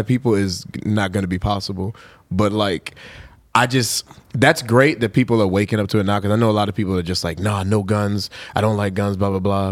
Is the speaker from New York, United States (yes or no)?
yes; New York, United States; I was born in New York